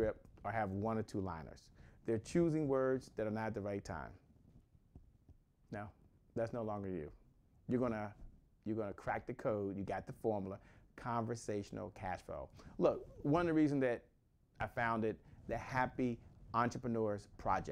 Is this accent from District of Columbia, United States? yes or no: yes; Washington, District of Columbia, United States; I'm from Washington, D.C.